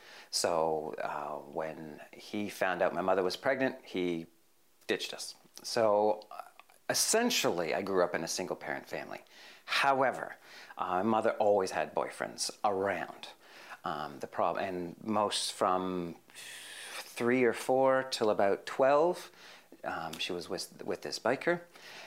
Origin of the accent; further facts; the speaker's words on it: Hamilton, Ontario, Canada; moved away as an adult; also born or lived in Parramatta, Australia; now in Chipping Norton, Australia; I grew up in a place called Hamilton